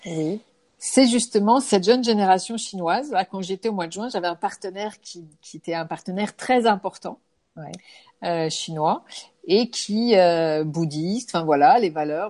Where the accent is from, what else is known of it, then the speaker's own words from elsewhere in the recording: France; je suis française